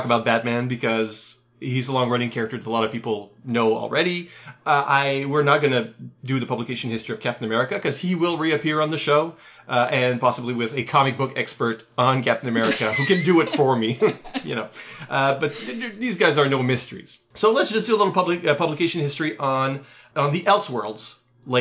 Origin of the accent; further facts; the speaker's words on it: Canada; we're Canadian